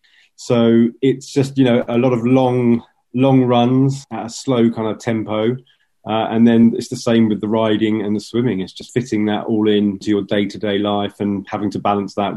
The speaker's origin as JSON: {"language": "English", "town": "Southampton", "region": "South East England", "country": "United Kingdom", "tie": "born or raised there", "said": "where I grew up in Southampton"}